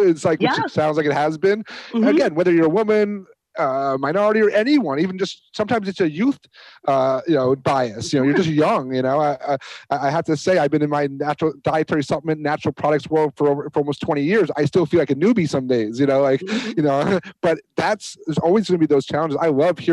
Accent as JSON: {"language": "English", "region": "upstate New York", "country": "United States", "tie": "born or raised there", "moved": "yes", "said": "growing up in that area, which was, everyone says, oh, it's upstate New York"}